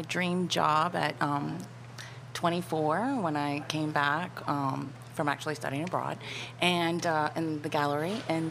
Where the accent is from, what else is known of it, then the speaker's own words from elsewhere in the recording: South Louisiana, United States; I'm definitely from South Louisiana